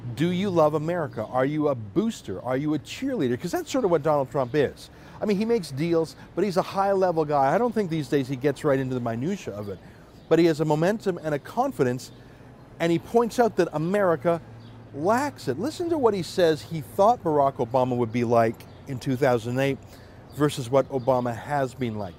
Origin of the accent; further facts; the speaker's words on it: Canada; as a Canadian, obviously, I feel that Canada is the best country